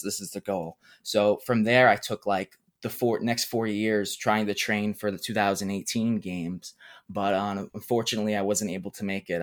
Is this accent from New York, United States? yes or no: yes; New York City, New York, United States; I'm twenty years old, I'm from Brooklyn, New York